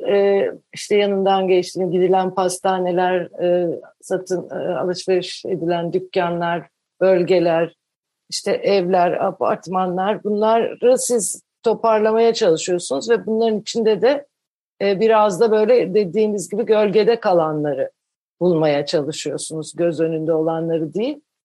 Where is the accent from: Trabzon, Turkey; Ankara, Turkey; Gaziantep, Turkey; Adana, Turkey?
Ankara, Turkey; Ben de Ankara'da büyüdüm, Ankaralıyım